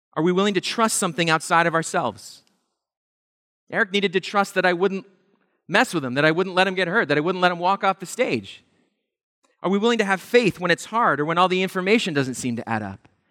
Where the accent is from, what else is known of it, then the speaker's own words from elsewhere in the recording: Pennsylvania, United States; We grew up in Pennsylvania, going to the Jersey Shore every summer